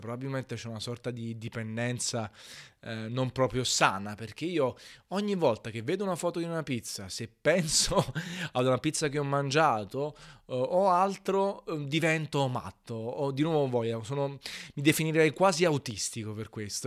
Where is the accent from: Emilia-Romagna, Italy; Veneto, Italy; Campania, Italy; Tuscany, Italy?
Campania, Italy; Naples; in quanto napoletano